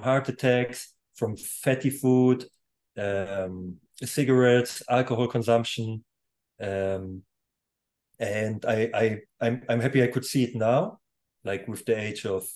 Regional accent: Germany; first language German; English is a second language; now in Poland; I was born in Poland, and before the Berlin Wall fall, I was a half year old or young at this time. My parents left Poland. They actually fled over the Berlin Wall, and I grew up in Germany completely. So German is even my primary language

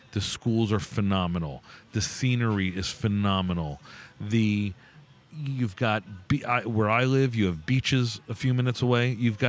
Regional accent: South Florida, United States; moved away as an adult; also born or lived in New York / West Virginia / Jackson, Mississippi; now in Connecticut, United States; I was born in New York and grew up in South Florida.

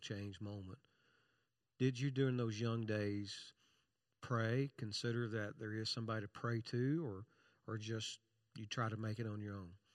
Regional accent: Kentucky, United States; I'm from Kentucky

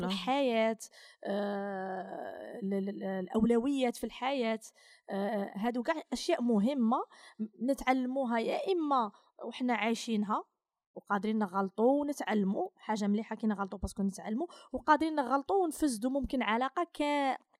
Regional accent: Algeria; هذه الهويه تاعنا هذا هو الطابع تاعنا آه، غير في الجزائر

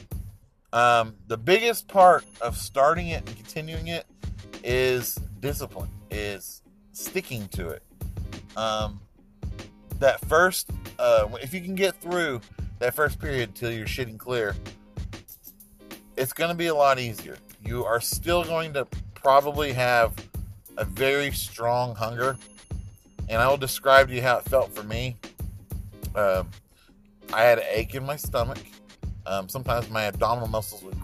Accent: Salina, Oklahoma, United States; moved away; I grew up in Salina, Oklahoma

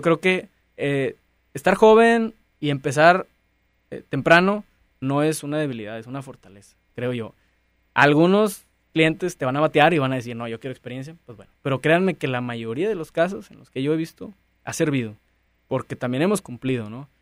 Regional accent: Mexico

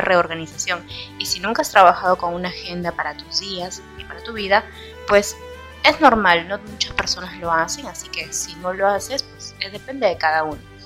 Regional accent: Peru; aquí en, en mi país

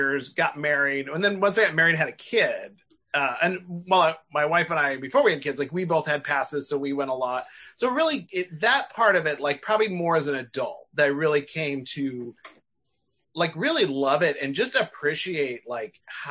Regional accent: Northern California, United States; I grew up in California, but in Northern California

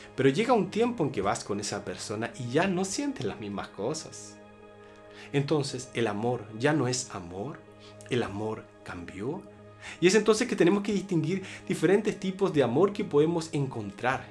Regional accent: Chile; En mi país, Chile

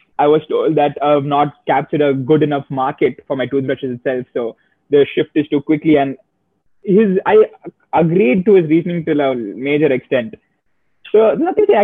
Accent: Chennai, Tamil Nadu, India; we are from Chennai also, our packaging is all very locally sourced in our local market

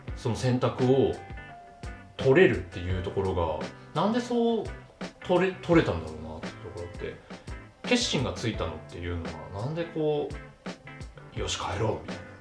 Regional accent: Rumoi, Hokkaido, Japan; 札幌とかその都市部を経験してない人間だから余計思うのかもうずっと留萌のままなんで

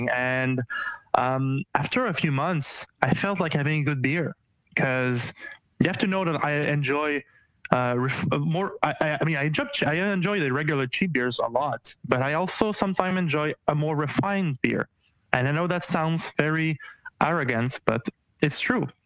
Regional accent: Quebec, Canada; well, uh, I'm from I'm from Canada, Quebec.

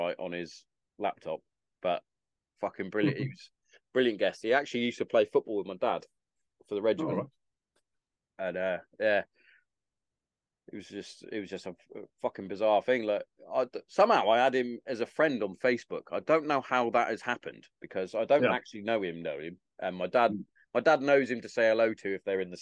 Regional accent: Hereford, West Midlands, United Kingdom; accent: Herefordian; moved away as an adult; also born or lived in Carterton / Bury St Edmunds; I grew up in Hereford.

